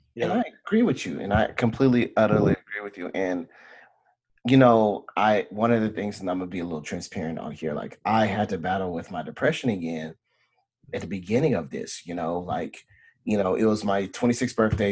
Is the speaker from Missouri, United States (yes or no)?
no; Beaumont, Texas, United States; born or raised there; moved away